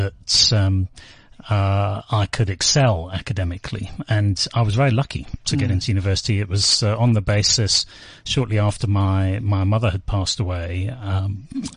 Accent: United Kingdom; moved away as an adult; now in South Africa; I was born and bred in the UK

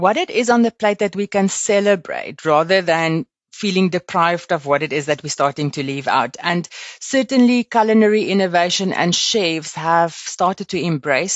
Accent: Limpopo, South Africa; I grew up in Limpopo and on a farm

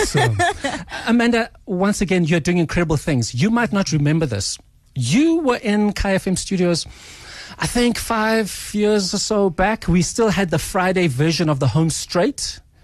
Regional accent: Eswatini; first language Swati; now in Johannesburg, South Africa; I grew up in Swaziland

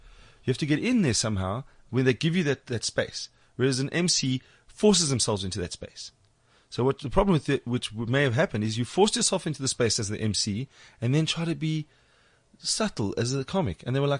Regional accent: Springs, Gauteng, South Africa; I was born in Springs.

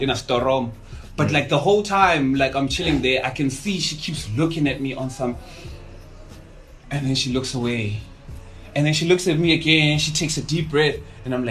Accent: Cape Town, Western Cape, South Africa; I grew up in Mandalay

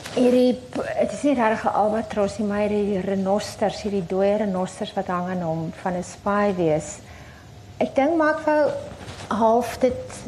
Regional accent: Wellington, Western Cape, South Africa; my tuisdorp connection in Wellington

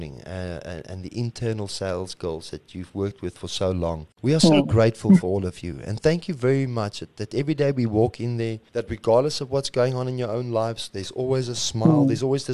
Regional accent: South Africa; we say we're South African

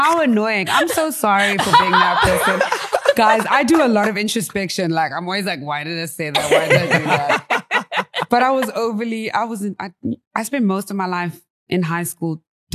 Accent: Durban, KwaZulu-Natal, South Africa; I'm from Durban

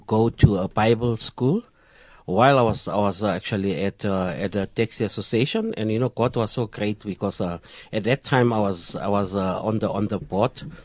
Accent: Johannesburg, Gauteng, South Africa; I'm from El Dorado Park, which is in Joburg

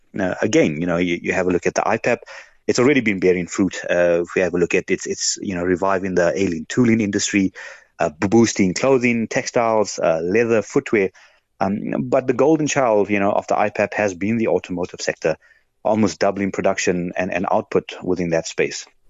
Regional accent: South Africa; being a South African

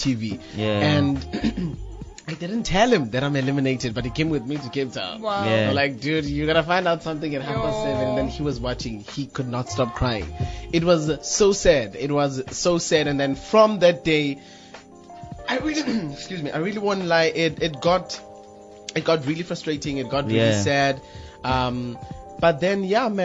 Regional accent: Lesotho; now in South Africa; Originally, I'm from Lesotho.

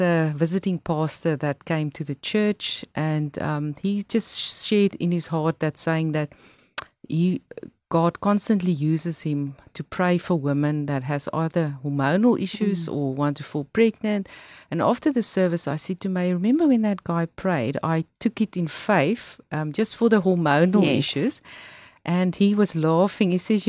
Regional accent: Pretoria, Gauteng, South Africa; moved away as an adult; also born or lived in Johannesburg / New Zealand / Australia; now in Cape Town, South Africa; I grew up in Pretoria, and I also studied there at Tikkies

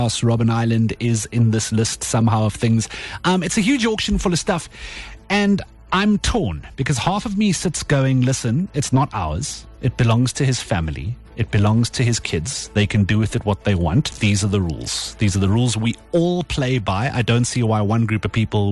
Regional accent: South Africa; as a South African

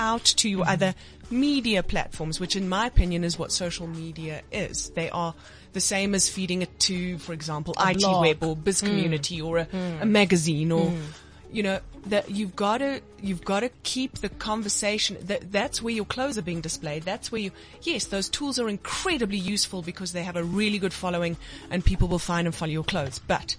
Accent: South Africa; And I think also just as a South African perspective, I play in trade shows in sometimes in different spaces

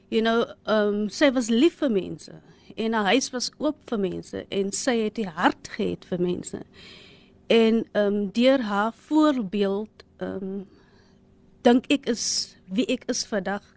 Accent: Cape Town, Western Cape, South Africa; ons is eintlik van Ottery. So ons het nou groot geword in 'n flat, you know, the Cape Flats.

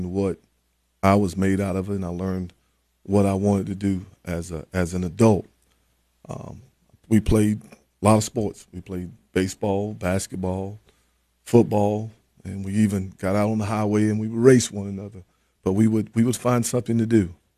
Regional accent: Florence, North Carolina, United States; I grew up in Eastern part of North Carolina, small town called Florence, North Carolina. I grew up in a small fishing community, but it was more farming.

